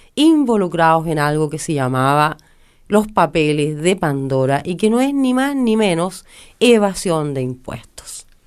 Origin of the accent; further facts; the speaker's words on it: Chile; moved away; como chilenas